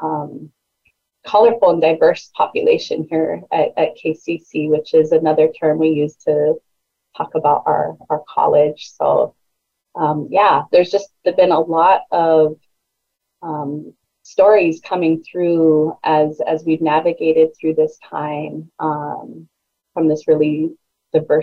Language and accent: English; South San Francisco, California, United States; born or raised there; moved away as an adult; now in Oahu, United States